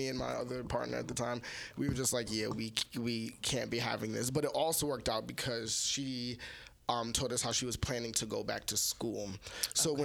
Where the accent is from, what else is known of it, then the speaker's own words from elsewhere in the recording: New York City, New York, United States; Brooklyn, Brownsville